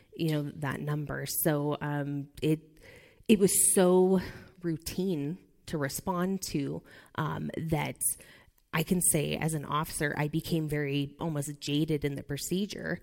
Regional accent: Nebraska, United States; I'm from Nebraska

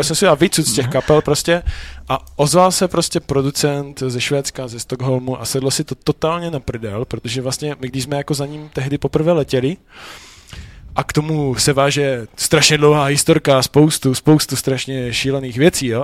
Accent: Frýdek-Místek, Moravian-Silesian Region, Czechia; also born or lived in Ostrava; Já jsem z Frýdku

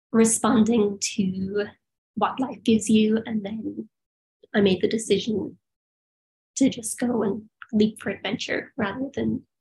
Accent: Perth, Western Australia, Australia; born there; I have Australian citizenship because I was born in Perth.

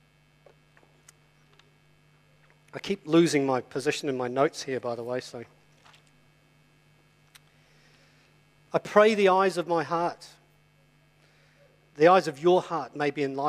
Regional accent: England, United Kingdom; I'm English as well

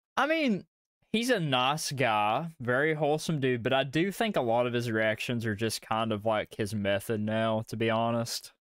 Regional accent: Kentucky, United States; accent: Southern; We're from uh, old uh, you know, bluegrass

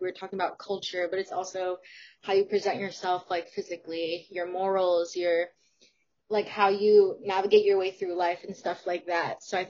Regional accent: United States; my culture, I'm Filipino, and I think I was almost like treated differently because I wasn't born there. I was born in the States. And I think that was a little difficult because I wasn't really necessarily taught the language and I had to learn it myself.

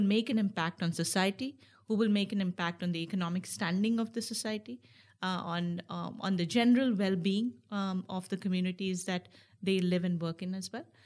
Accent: India; moved away; also born or lived in United States; I was born in, and raised in India, and now I'm, I'm an American citizen

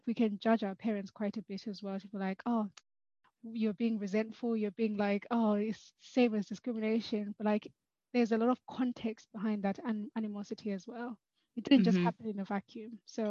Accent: Zimbabwe; now in United Kingdom; Even for me, I grew up in Zim as well.

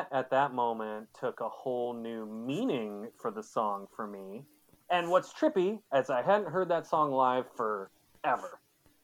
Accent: Michigan, United States; now in Seattle, United States; I'm also from Michigan

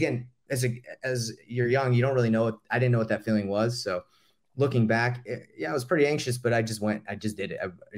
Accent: Atlanta, Georgia, United States; So I grew up in Atlanta, Georgia.

